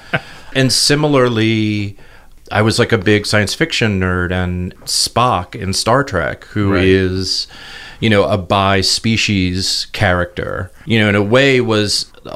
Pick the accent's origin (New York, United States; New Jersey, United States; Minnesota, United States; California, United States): New York, United States; also born or lived in Los Angeles, United States / San Francisco, United States; I was born here in New York in 1960